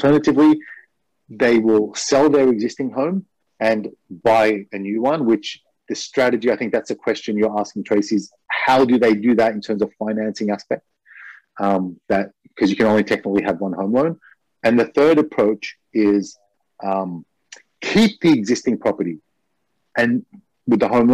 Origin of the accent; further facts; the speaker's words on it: Australia; now in Japan; I'm from Australia